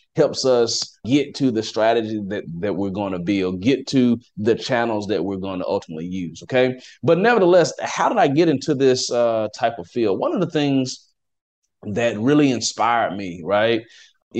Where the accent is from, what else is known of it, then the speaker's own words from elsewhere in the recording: Athens, Alabama, United States; moved away as an adult; also born or lived in Washington, D.C.; now in Dallas, United States; I am from Athens, Alabama. Okay. It's a small little town.